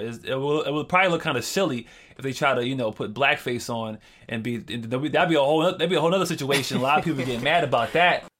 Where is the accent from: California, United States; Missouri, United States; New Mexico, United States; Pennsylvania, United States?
Pennsylvania, United States; Philadelphia; I grew up in Philadelphia